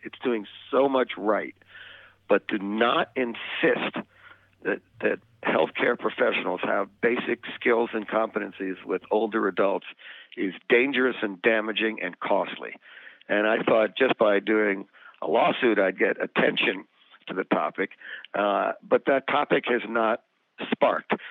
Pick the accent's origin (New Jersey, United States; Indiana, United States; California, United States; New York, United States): New Jersey, United States; when I was growing up in New Jersey